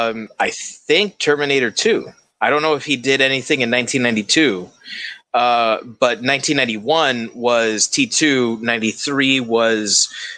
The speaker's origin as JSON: {"language": "English", "town": "Miami", "region": "Florida", "country": "United States", "tie": "born or raised there", "said": "all of us here growing up in Miami"}